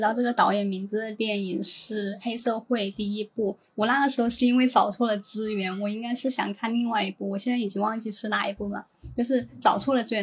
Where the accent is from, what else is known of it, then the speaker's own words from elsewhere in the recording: Chongqing, China; 我是重庆人，所以我是，我的话，我第一次看周星驰，我也是看的是，呃，普通话版